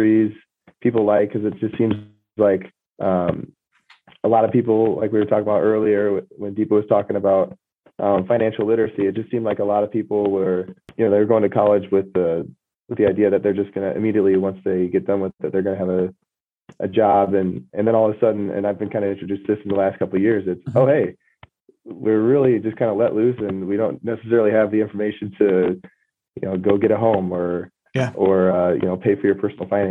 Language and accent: English; Cedar Rapids, Iowa, United States; I was born and raised in Cedar Rapids, Iowa